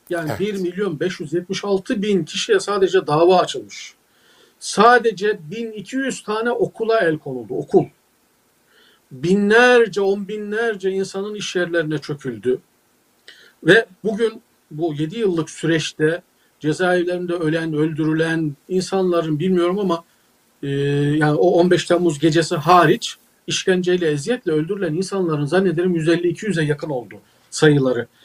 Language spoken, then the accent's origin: Turkish; Uşak, Uşak Province, Turkey; Mesela ben Uşaklıyım. Uşak'ta Hazım Sesli diye altın gibi bir adam vardı.